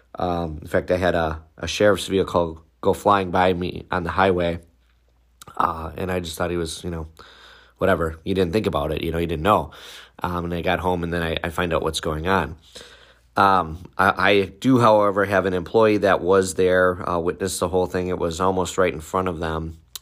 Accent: Waukesha, Wisconsin, United States; city of Waukesha, which is my hometown, it's about five minutes from my office

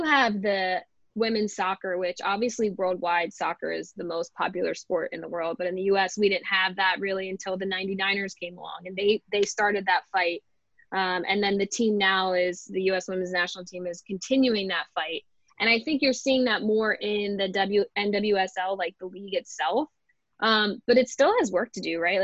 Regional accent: Philadelphia, Pennsylvania, United States; I'm from Philadelphia

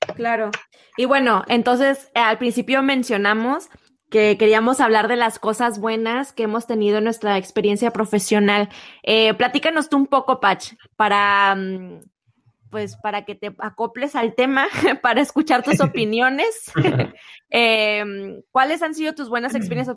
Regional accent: Mexico

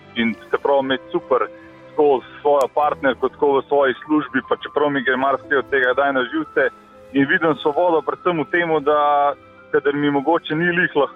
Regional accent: Slovenia

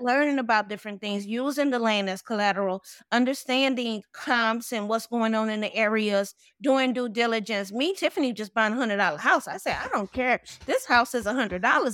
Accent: New Orleans, Louisiana, United States; now in Atlanta, United States; I'm originally from New Orleans, Louisiana.

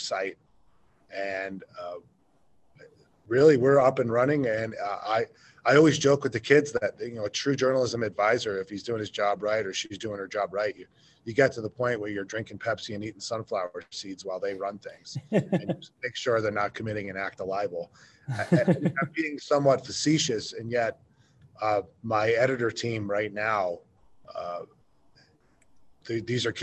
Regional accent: New York, United States; also born or lived in Ohio / Southern Idaho / Cody, Wyoming; now in Powell, United States; originally I'm from New York, my wife's from Ohio

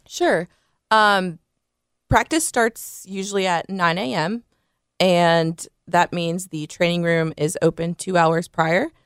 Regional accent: South Bend, Indiana, United States; moved away as an adult; now in Memphis, United States; I'm originally from South Bend, Indiana.

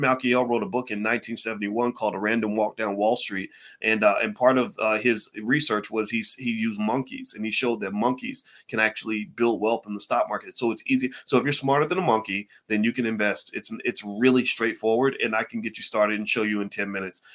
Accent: Louisville, Kentucky, United States; Louisville, Kentucky, Kentucky is where I'm from

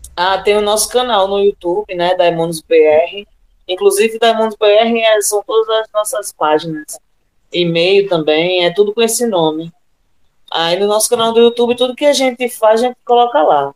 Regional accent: Natal, Rio Grande do Norte, Brazil; somos nordestinas, natalenses

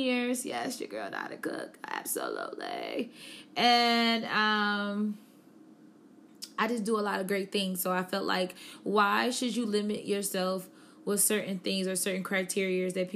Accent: Buffalo, New York, United States; now in Charlotte, United States; I am from Buffalo, New York

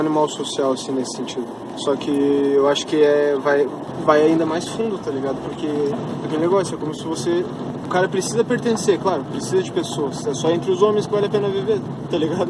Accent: Lages, Santa Catarina, Brazil; eu sou de Lages, por exemplo. E lá na minha cidade é muito forte

